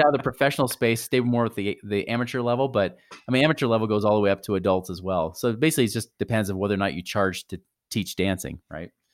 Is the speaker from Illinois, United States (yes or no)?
no; near Portland, Oregon, United States; I grew up near Portland, Oregon